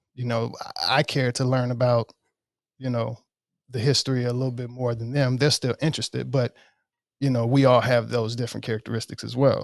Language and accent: English; Oxford, Mississippi, United States; born in Oxford, Mississippi.